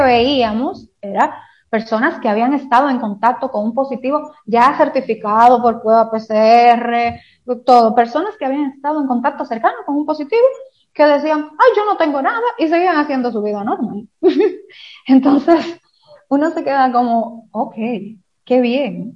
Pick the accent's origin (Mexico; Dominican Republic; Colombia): Dominican Republic; sabemos cómo somos los dominicanos